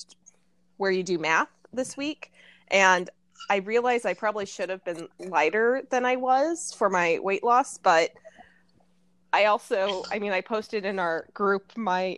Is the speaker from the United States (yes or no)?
yes; Nevada, United States; now in Texas, United States; I grew up in Nevada, so I know about like the California Mexican food